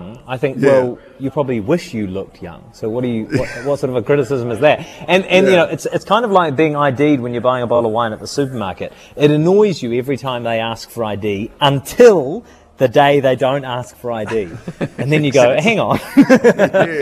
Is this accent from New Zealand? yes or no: yes; Christchurch, Canterbury, New Zealand; also born or lived in New York; I was born and raised in Christchurch